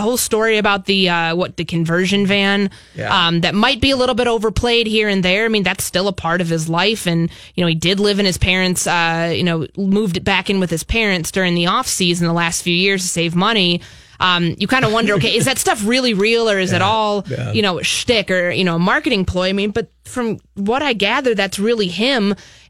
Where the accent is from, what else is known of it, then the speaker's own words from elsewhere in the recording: Chicago, Illinois, United States; also born or lived in Bay Area; Exactly. I'm from Chicago originally, so I love the Midwest. I know I'm used to big cities. You know, I lived in the Bay Area before I came here